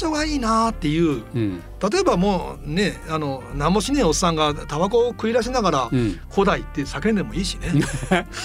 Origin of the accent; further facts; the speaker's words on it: Osaka, Japan; moved away; 僕大阪出身でもあり、